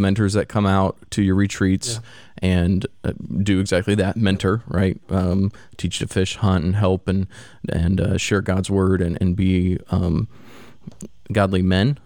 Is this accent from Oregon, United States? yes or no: no; Missouri, United States; now in Florida, United States; I grew up in the Midwest, Missouri